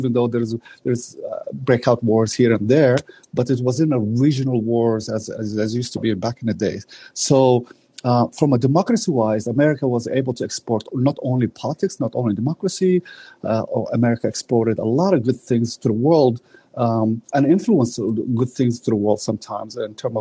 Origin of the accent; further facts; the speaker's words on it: Canada; a Canadian myself